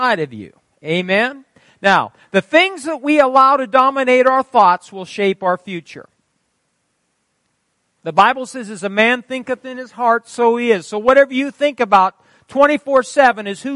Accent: Fairbury, Nebraska, United States; moved away; I was from Fairbury. We were different down there

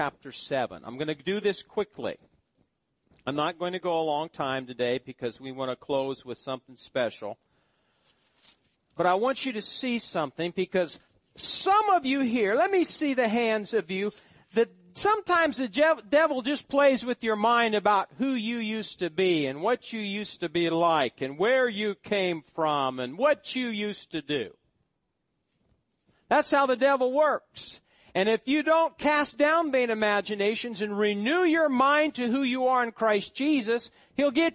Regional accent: Nebraska, United States; moved away; My hometown. Drug infested. This high on the wealth, probably the highest on the welfare list of all the counties in Nebraska

